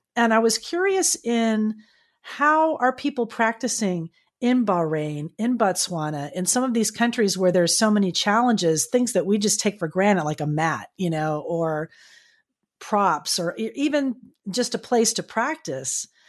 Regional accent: South Florida, United States; I'm from South Florida, so I was in Miami walking around at the time

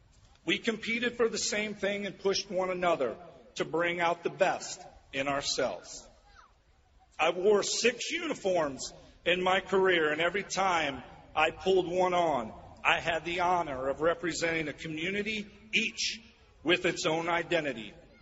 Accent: Peoria, Illinois, United States; the dream I had as a little boy growing up in Peoria did not live in my head, it lived in my heart. I still can't believe this has happened to me, a 13-round draft pick out of Central Illinois.

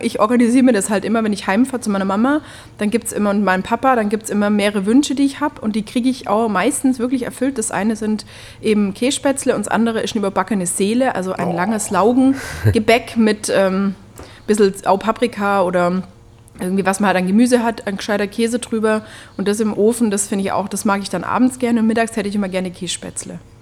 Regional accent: Upper Swabia, Baden-Württemberg, Germany; ich komme aus Oberschwaben

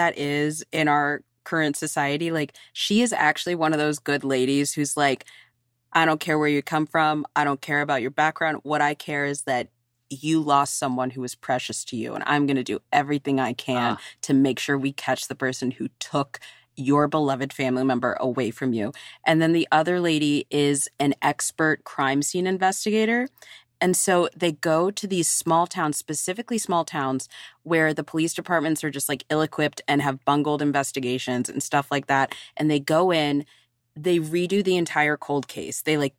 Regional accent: Virginia, United States; born or raised there

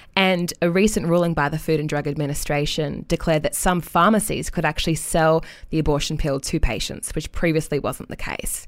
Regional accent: United States; being an American citizen

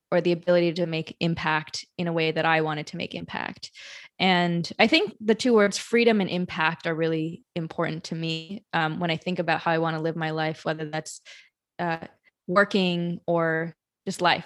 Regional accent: Madison, Wisconsin, United States; now in New York, United States; I grew up in Madison, Wisconsin

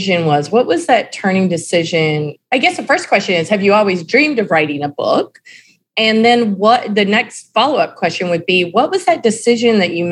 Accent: North Carolina, United States; I'm from North Carolina

